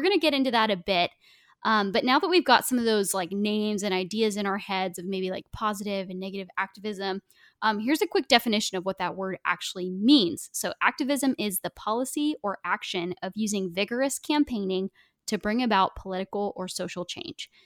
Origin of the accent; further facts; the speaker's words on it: Portland, Oregon, United States; I grew up in Portland